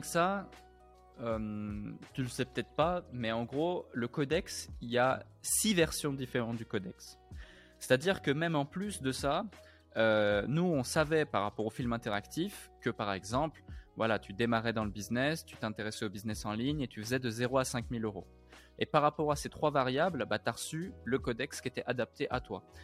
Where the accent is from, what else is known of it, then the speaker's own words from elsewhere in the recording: Switzerland; une ville où j'ai grandi en Suisse